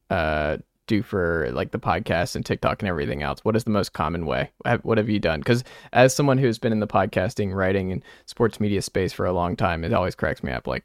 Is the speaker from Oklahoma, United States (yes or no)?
no; Atlanta, Georgia, United States; I am from Atlanta okay. originally.